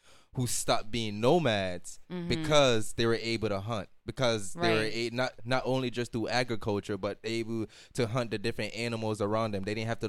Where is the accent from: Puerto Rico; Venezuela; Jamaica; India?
Jamaica; moved away; because when I came from Jamaica, I think it's safe to say it was, in a sense, third world.